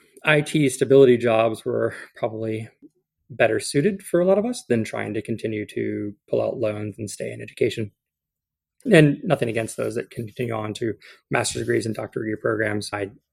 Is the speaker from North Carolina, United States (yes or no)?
yes; Camp Lejeune, North Carolina, United States; born there; So I'm actually a military brat. My dad was a Marine. So I was born at Camp Lejeune. And got to bounce around a little bit while he did his 22 years